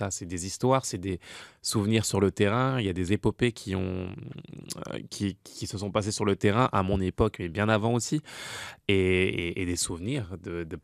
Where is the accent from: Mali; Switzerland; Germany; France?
France; now in Montreal, Canada; je suis arrivé de France moi en 2011